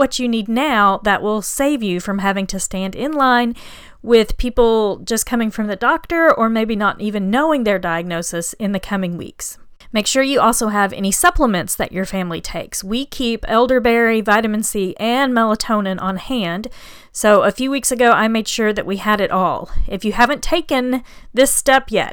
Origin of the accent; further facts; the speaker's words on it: Oklahoma, United States; now in Houston, United States; I grew up in Oklahoma